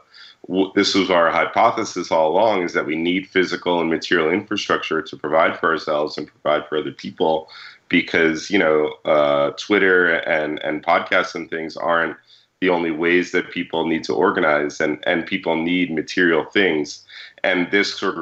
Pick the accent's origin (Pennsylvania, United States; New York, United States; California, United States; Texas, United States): New York, United States; Maria and I are both from New York, and growing up in New York